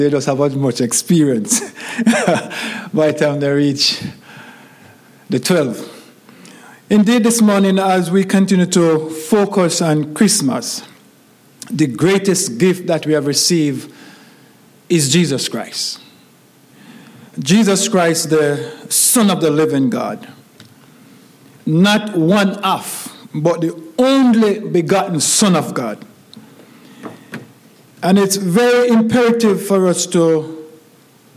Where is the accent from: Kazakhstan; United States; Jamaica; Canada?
Jamaica; moved away; growing up in Jamaica as a little boy.